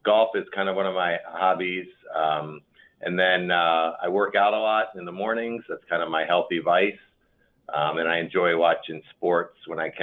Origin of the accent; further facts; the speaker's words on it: Maryland, United States; moved away as an adult; also born or lived in Chicago, Illinois; now in Elmhurst, United States; I was born and raised actually on the East Coast in Maryland. Came from Maryland to Chicago for college and stayed here in 1988